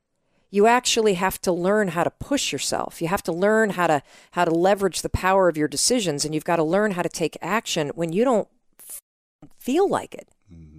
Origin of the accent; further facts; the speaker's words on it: Midwest, United States; That's my drink. I'm from the Midwest, like you.